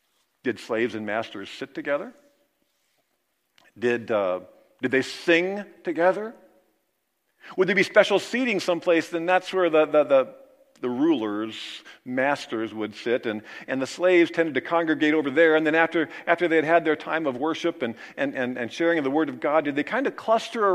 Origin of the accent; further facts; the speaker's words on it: Kansas, United States; moved away; in my hometown in Kansas. You know, we kind of all grew up together